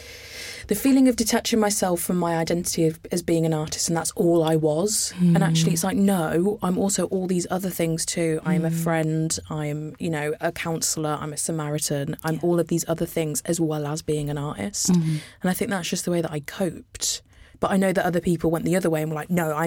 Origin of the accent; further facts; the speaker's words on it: United Kingdom; I'm first generation British